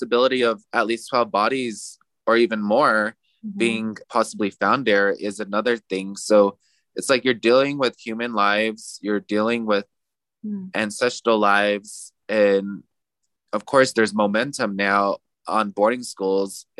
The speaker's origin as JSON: {"language": "English", "country": "United States", "said": "I'm also indigenous. I'm Diné. I'm from the Navajo Nation."}